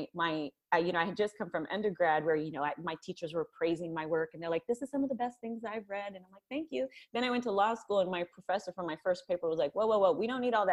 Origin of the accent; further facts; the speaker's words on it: Napa, California, United States; I was raised in Napa, California